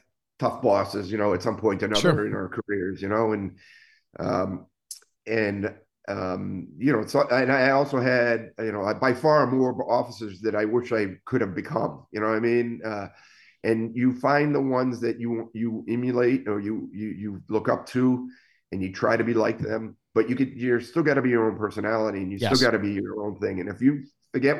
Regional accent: Waterbury, Connecticut, United States; moved away as an adult; also born or lived in Naugatuck, Connecticut / Boston, Massachusetts; I grew up in Waterbury, Connecticut, but Naugatuck, we were on the border

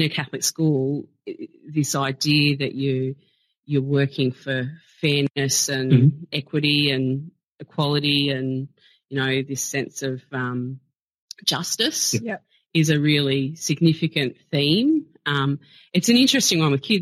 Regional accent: South Gippsland, country Victoria, Australia; I grew up in country Victoria, so I'm from South Gippsland.

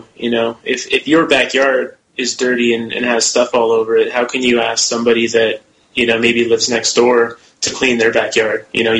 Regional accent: Idaho, United States; specifically in my home state of Idaho, regarding mineral rights and things like

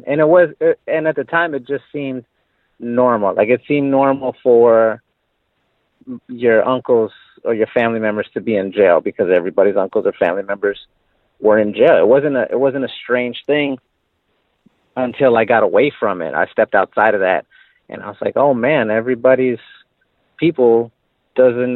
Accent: San Antonio, Texas, United States; born or raised there; moved away as an adult

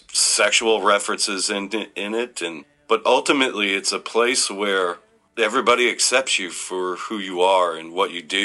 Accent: Detroit, Michigan, United States; moved away; we're from Detroit.

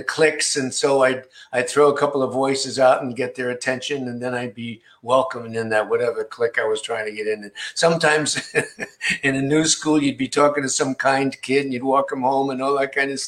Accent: Rockville Centre, New York, United States; also born or lived in Queens, New York; I went to high school, Rockford Center, Long Island, which I call my hometown because that's the one we lived in longest when I was a kid.

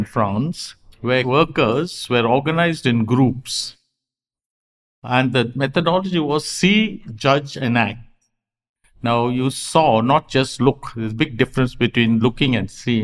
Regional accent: Karnataka, India; I was from Karnataka

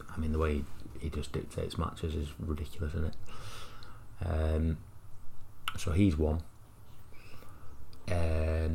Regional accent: Manchester, North West England, United Kingdom; I'm from Withenshaw

